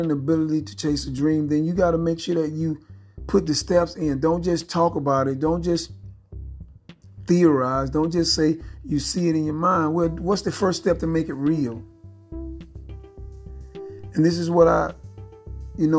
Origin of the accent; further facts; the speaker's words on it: Phenix City, Alabama, United States; I grew up in Phoenix City, Alabama